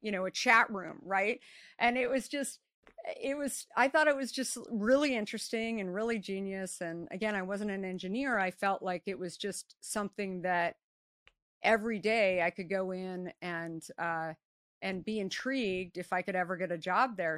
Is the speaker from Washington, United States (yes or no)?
no; Scottsdale, Arizona, United States; I grew up in Scottsdale, Arizona